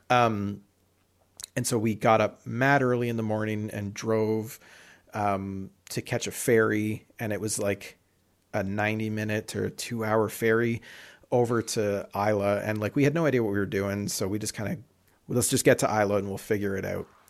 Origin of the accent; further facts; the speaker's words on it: London, Ontario, Canada; London, Ontario, my hometown